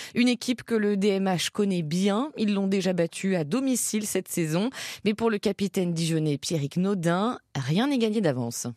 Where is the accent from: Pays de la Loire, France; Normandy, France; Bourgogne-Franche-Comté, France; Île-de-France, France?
Bourgogne-Franche-Comté, France; Côte-d'Or; chez nous en Côte d'Or